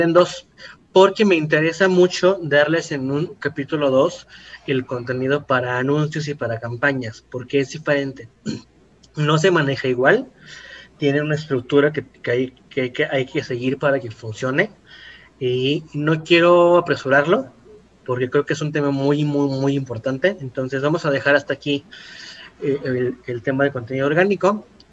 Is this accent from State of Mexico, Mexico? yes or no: yes; Ecatepec, State of Mexico, Mexico; soy de Catepec